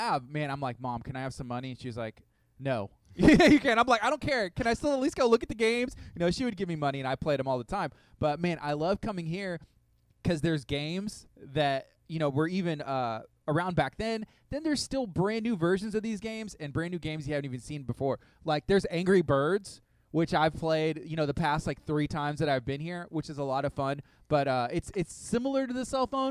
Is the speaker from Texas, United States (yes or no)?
yes; La Marque, Texas, United States; I grew up in Lamarck